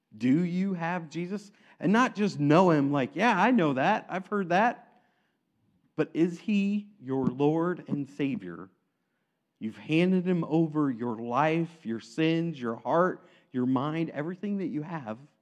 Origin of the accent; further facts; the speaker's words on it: Aledo, Illinois, United States; I grew up in Alito